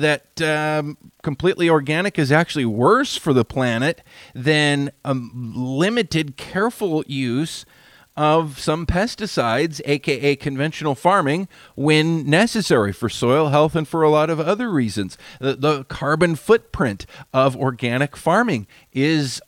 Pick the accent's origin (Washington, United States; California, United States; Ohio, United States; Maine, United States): Washington, United States; I grew up in the Washington red raspberry industry